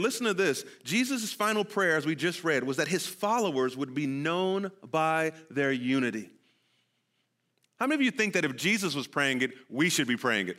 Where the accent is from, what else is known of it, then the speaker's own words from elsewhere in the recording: California, United States; moved away; I'm from California